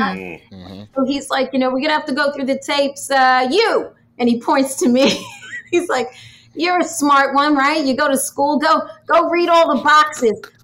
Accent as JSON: {"language": "English", "region": "New York", "country": "United States", "tie": "born or raised there", "said": "growing up in New York, my parents owned a health food store."}